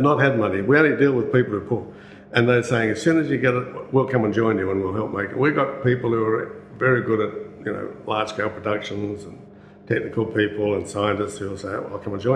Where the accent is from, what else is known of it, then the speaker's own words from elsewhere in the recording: Newcastle, New South Wales, Australia; moved away; I come from Newcastle. I went to Newcastle University College when I first started